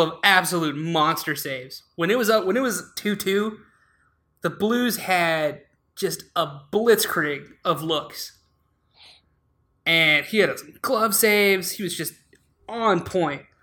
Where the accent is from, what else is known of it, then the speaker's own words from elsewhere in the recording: Alaska, United States; now in Chicago, United States; we're both from Alaska